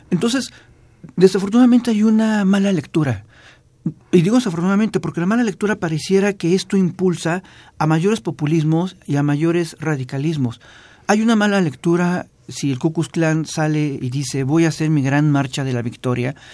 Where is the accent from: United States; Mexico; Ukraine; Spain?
Mexico; a nosotros como mexicanos